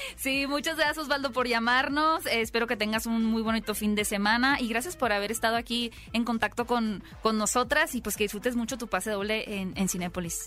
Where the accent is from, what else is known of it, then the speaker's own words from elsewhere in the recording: Hermosillo, Sonora, Mexico; soy de Hermosillo